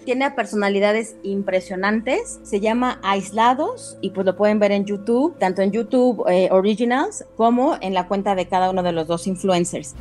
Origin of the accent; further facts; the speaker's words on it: Mexico; no somos creativos los mexicanos